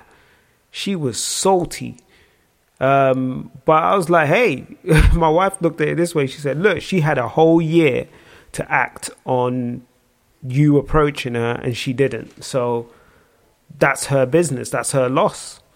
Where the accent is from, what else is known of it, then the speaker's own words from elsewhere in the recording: Nigeria; I am Nigerian.